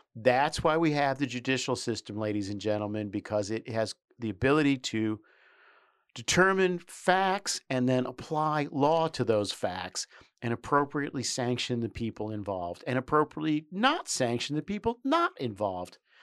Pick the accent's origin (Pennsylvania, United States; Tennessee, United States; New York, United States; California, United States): New York, United States; New York City; I grew up in New York City